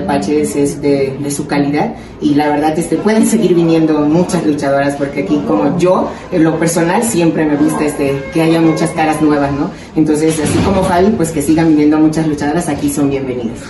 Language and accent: Spanish; Panama; now in Mexico; por ser panameña, por ser mexicana